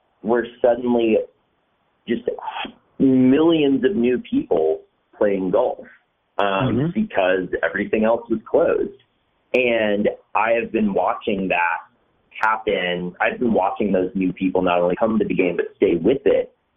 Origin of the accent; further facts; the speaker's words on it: Western North Carolina, United States; moved away as an adult; also born or lived in New York / Los Angeles; I'm from Western North Carolina